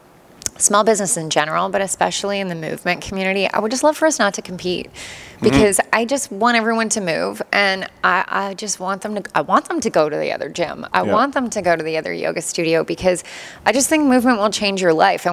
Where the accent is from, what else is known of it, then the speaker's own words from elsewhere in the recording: Toronto, Ontario, Canada; moved away as an adult; now in Cambridge, Canada; I'm from Toronto